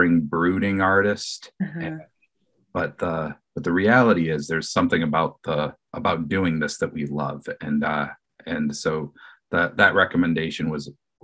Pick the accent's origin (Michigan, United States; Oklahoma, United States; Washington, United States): Michigan, United States; Detroit; moved away; I'm originally from Detroit